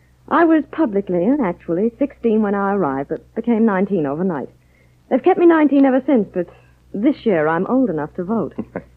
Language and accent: English; London, United Kingdom; now in Hollywood, United States; I wasn't born in Naples. My grandfather and grandmother were. I was born in London between engagements.